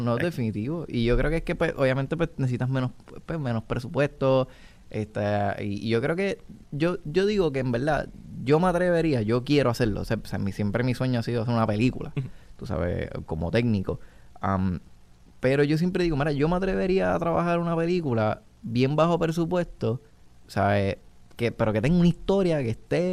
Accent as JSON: {"language": "Spanish", "country": "Puerto Rico", "said": "aquí como país"}